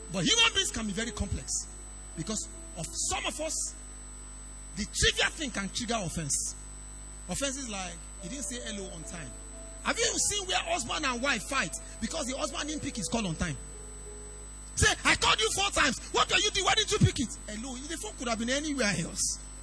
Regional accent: Idore, Ondo, Nigeria; I'm from Idore, Ondo State, very far place.

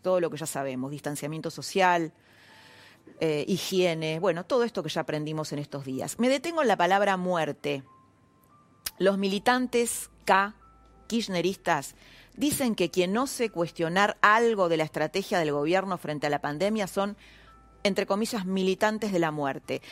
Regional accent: Argentina

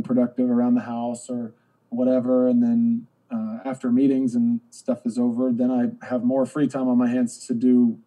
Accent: Georgia, United States; when we were growing up in Georgia

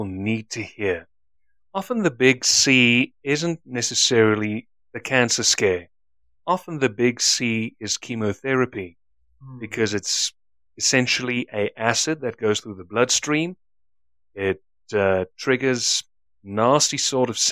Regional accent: South Africa; I'm South African.

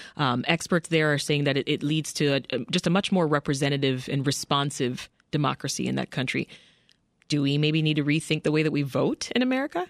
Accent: Canada; now in United States; I'm Canadian, and uh, I remember just being saturated by U.S. programming while living in Canada

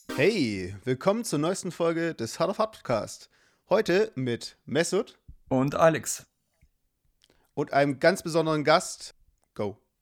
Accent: Germany; ich wurde in Deutschland geboren

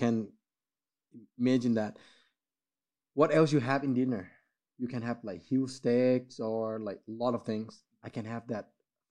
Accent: Thailand; English is a second language; Because I seen McDonald's when I growing up in Thailand.

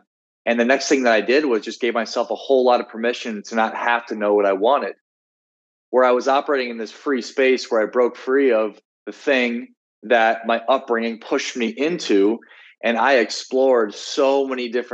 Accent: South Dakota, United States; moved away; also born or lived in Miami, Florida; I was from South Dakota. I felt a sense of obligation to the people there to be a certain way

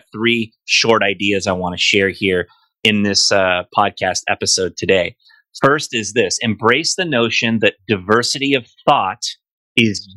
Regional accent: United States; I'm definitely, most of all, an American

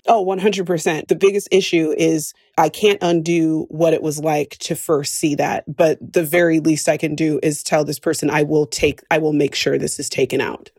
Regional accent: West Coast, United States; moved away as an adult; and I say this as an expat, I don't feel as American as when I'm outside of the country

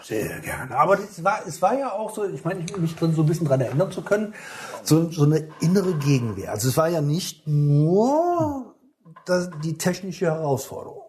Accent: Rhineland, Germany; hier bei uns im Rheinland, da regnet es ja noch mal ein paar bisschen was öfters

